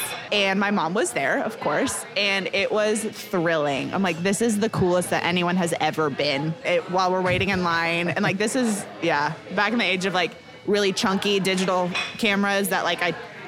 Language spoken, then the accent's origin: English; Lawrence, Kansas, United States; now in Kansas City, United States; I grew up in Lawrence